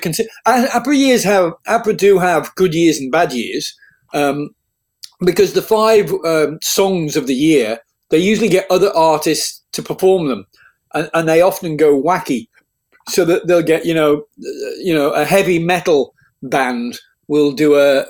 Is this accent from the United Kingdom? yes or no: yes; England, United Kingdom; moved away as an adult; now in Sydney, Australia; I was from England and I'd been to America